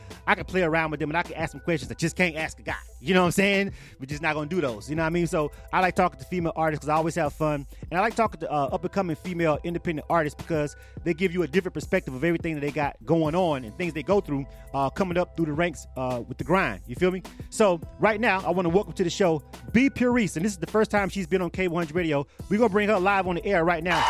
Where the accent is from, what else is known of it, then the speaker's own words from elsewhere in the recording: Florida, United States; I'm from Florida, right? But even though I was born and raised in one part of Florida